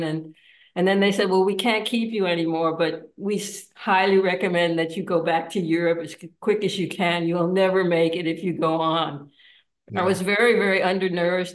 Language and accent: English; United States; moved away; I'm an American citizen